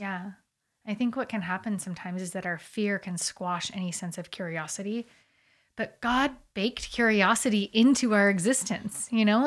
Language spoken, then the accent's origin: English; United States; obviously we're American